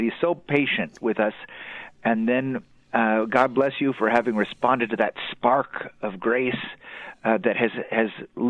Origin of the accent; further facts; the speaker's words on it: Texas, United States; now in Minnesota, United States; I grew up in Texas, Juan. I don't know if you know. So enjoy the warm weather down there for me as I'm shivering up here in Minnesota.